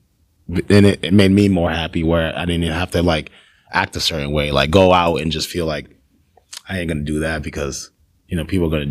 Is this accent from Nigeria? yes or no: yes; Nigeria; I like Nigerian food too. Cause I'm Nigerian.